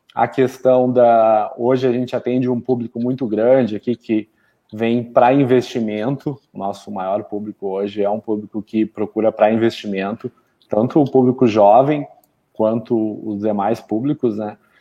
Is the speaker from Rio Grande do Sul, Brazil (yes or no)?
yes; Canela, Rio Grande do Sul, Brazil; sou natural aqui de Canela